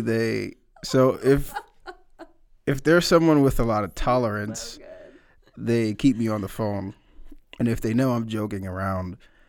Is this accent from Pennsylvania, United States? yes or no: yes; Philadelphia, Pennsylvania, United States; So I am from Philadelphia, from the East Coast.